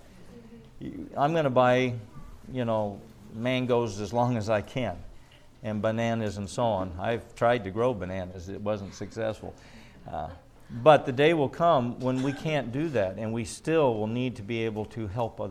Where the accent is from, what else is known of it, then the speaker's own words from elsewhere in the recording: Midwest, United States; moved away; also born or lived in California; I grew up in the Midwest